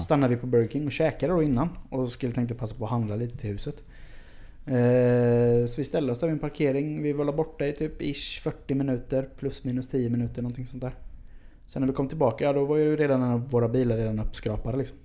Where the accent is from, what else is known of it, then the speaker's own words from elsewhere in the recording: Sweden; som svensk